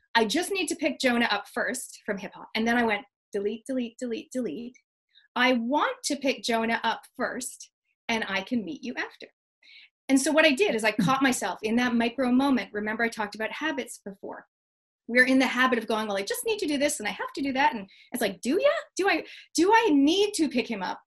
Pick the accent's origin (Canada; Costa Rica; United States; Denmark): Canada; moved away; I'm originally from Canada